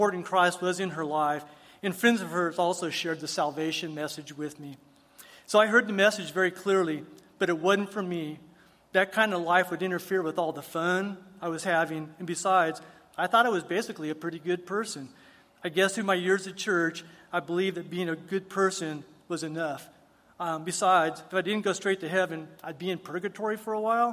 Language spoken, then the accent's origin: English; El Paso, Texas, United States; I was actually born and raised here in El Paso by two loving parents